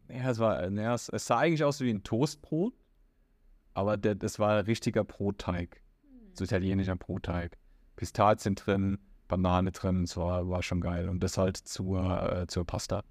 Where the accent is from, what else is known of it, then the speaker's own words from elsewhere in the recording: Germany; moved away as an adult; now in Riyadh, Saudi Arabia; Na, ich sage aus Deutschland